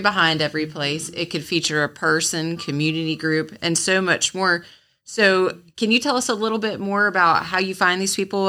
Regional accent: Onslow County, North Carolina, United States; I grew up in Onslow County and moved away and came back

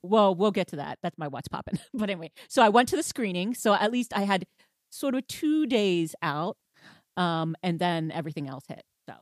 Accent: Houston, Texas, United States; moved away; I was from Houston

